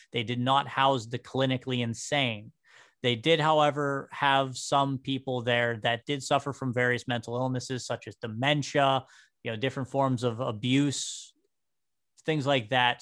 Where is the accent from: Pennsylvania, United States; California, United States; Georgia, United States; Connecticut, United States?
Pennsylvania, United States; New Castle; I was born and raised here in Newcastle, right over in Union Township.